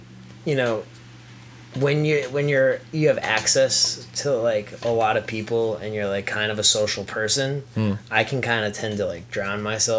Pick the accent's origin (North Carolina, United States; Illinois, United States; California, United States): California, United States; I'm from Cali. I'm like, I'm on a road trip. I'm almost home, but I'm out of money.